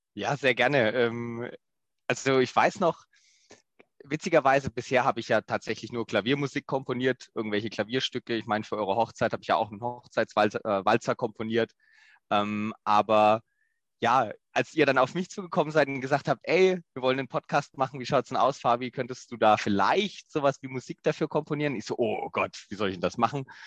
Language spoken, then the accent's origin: German; Southern Germany, Germany; accent: slight southern dialect; also born or lived in Lower Saxony; dass es mich auch wieder zurück in den Süden gezogen hat